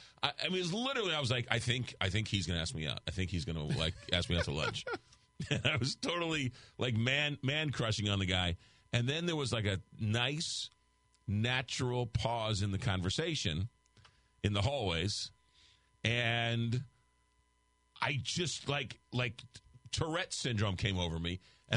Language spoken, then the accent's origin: English; Huntington, New York, United States; growing up in Long Island on, was it 25A, Northern Boulevard, way out there